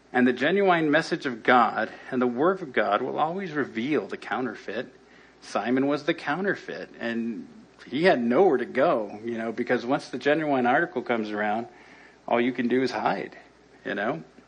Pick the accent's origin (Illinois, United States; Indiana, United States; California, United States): California, United States; Los Angeles; I grew up in El Sereno, not too far from here